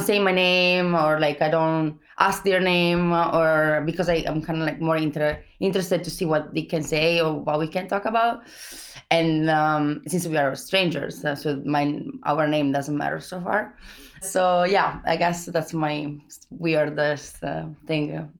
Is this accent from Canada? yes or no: no; Italy; accent: Italian; English is a second language; moved away; I'm Italian